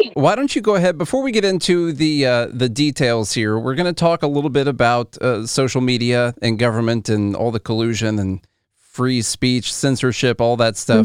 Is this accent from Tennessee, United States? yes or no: yes; Tennessee, United States; I'm from Tennessee